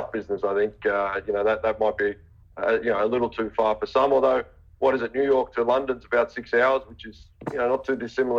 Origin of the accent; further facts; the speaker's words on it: Australia; also born or lived in England; Look, I'm Australian. I've spent a bit of time all over the place, to be honest. You know, I spent a year in England. I lived in England for a little bit.